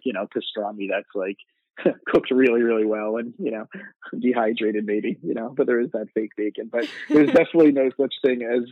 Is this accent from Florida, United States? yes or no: yes; South Florida, United States; moved away as an adult; also born or lived in Israel / New York; I grew up in South Florida